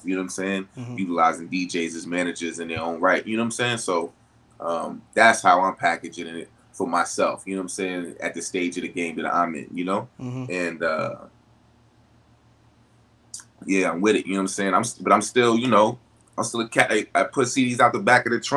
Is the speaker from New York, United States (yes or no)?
yes; New York City, New York, United States; I'm from Brooklyn